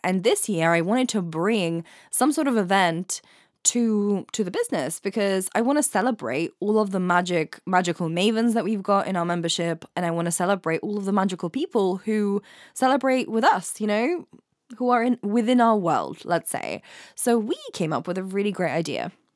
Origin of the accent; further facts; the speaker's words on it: England, United Kingdom; also born or lived in Ukraine; I studied in Ukraine for the first few years of my life. So I grew up in England and in Ukraine